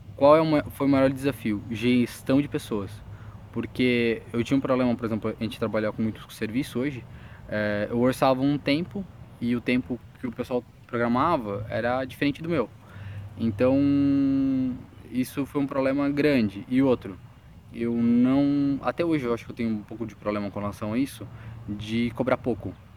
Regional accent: Joinville, Santa Catarina, Brazil; sou de Joinville, Santa Catarina

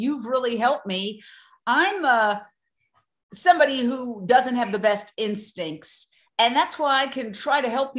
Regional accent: New York City, New York, United States; moved away as an adult; also born or lived in Fort Myers, Florida / Minneapolis / Philadelphia / Los Angeles; I grew up in Midtown Manhattan, went to NYU

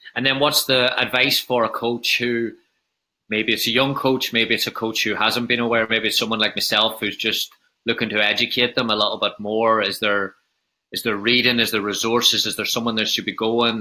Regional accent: Northern Ireland, United Kingdom; coming from having an Irish background and talking about growing up in Northern Ireland

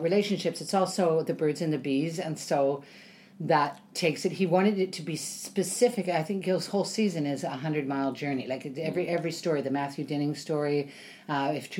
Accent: Vancouver, British Columbia, Canada; moved away as an adult; now in Ontario, Canada; I grew up in Vancouver

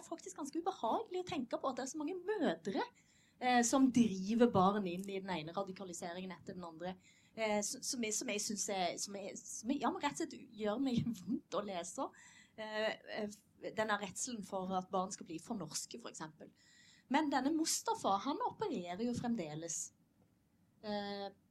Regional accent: Western Norway, Norway; jeg er vestlending

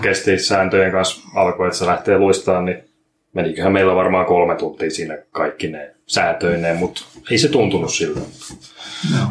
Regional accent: Jämsä, Central Finland, Finland; now in Turku, Finland; mä oon Keski-Suomesta tänne Jämsästä tarkemmin Turkuun eksynyt

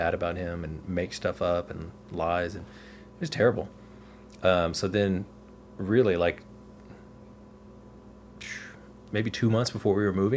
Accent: Texas, United States; moved away as an adult; also born or lived in Oregon; I'm from Texas

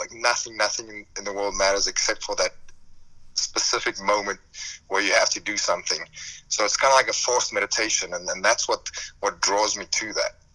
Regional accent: South Africa; moved away as an adult; now in United States; I grew up in South Africa, and that's where I mainly worked

